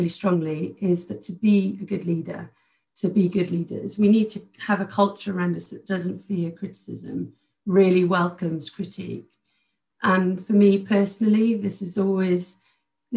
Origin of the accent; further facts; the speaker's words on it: outside Cardiff, Wales, United Kingdom; I grew up outside of Cardiff.